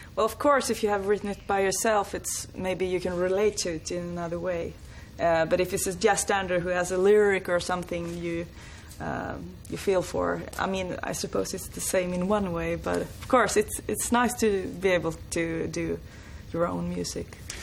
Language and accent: English; northern Sweden, Sweden; I was brought up in a very, very small uh, village in the north of Sweden.